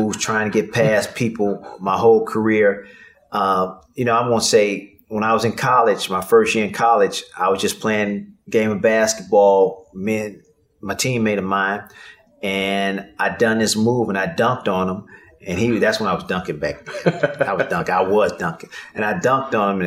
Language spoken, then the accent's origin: English; Chicago, Illinois, United States; I'm from Chicago